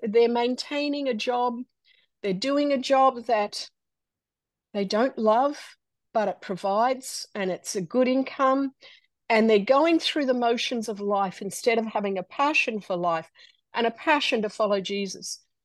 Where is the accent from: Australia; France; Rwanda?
Australia; moved away as an adult; now in United States; we are a little Australian family uh, growing up in Australia and disaster happens and a door opens for us to come to America